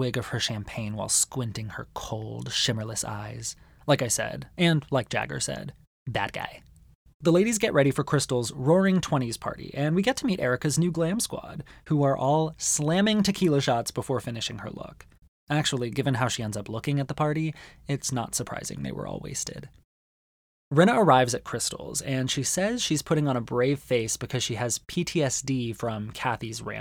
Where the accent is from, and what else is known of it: Arizona, United States; born or raised there